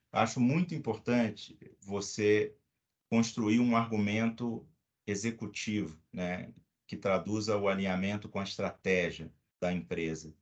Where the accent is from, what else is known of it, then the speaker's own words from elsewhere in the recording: Rio de Janeiro, Brazil; now in São Paulo, Brazil; sou carioca